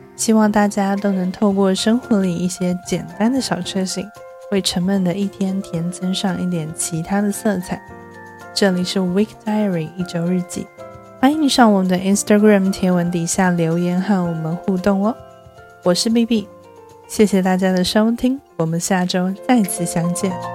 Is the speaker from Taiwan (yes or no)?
yes; Taipei, Taiwan; 一个土生土长却常常被误认为是不会讲中文的台北人